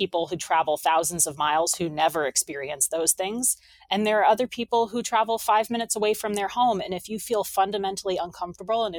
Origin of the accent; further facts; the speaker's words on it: New Hampshire, United States; moved away; also born or lived in Chicago; I grew up in New Hampshire